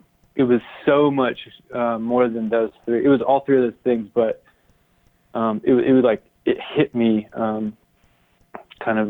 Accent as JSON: {"language": "English", "town": "Tifton", "region": "Georgia", "country": "United States", "tie": "born or raised there", "also_born_or_lived": "Iowa City, Iowa / Amherst, Massachusetts", "moved": "as an adult", "said": "I'm from Tifton, Georgia, which is a small town in South Georgia"}